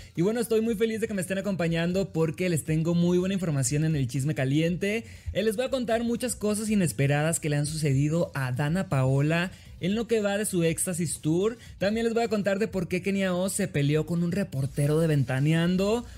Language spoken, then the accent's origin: Spanish; Sinaloa, Mexico; soy de Sinaloa